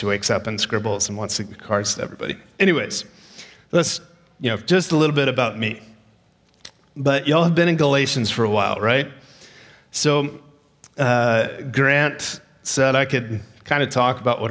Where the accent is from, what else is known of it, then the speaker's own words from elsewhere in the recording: Texas, United States; moved away as an adult; now in Canada; I am from Texas. And I tell you that because sometimes I talk differently.